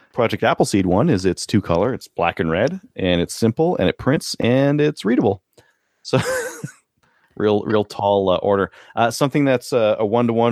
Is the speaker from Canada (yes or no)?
yes; Canada; We are Canadian